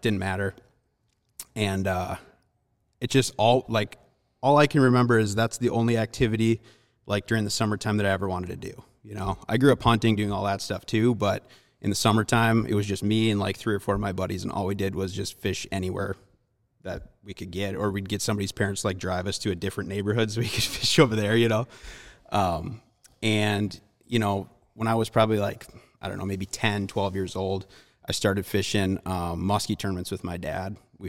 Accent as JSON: {"language": "English", "region": "Wisconsin", "country": "United States", "said": "I'm originally from Wisconsin, so I kind of, my early years were all over there."}